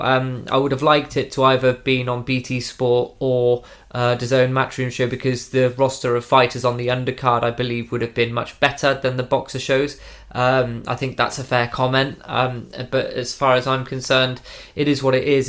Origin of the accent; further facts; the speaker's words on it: United Kingdom; as a British man